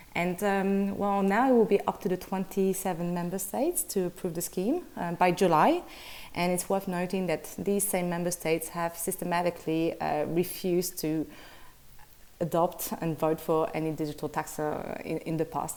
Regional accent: Brussels, Brussels-Capital Region, Belgium; Belgian from Brussels

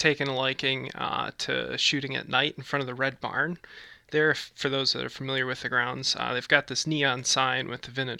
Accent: Manitowoc, Wisconsin, United States; my hometown of Manitowoc, Wisconsin

